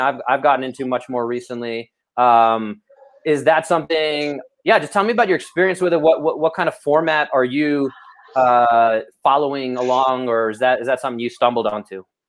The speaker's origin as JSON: {"language": "English", "town": "New York City", "region": "New York", "country": "United States", "said": "we are from Brooklyn"}